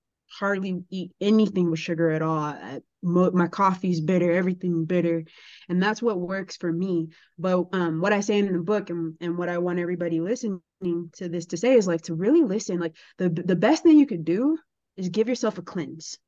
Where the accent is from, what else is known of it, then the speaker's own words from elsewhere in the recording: Chicago, Illinois, United States; But I grew up in Chicago public school with public school food and crazy stuff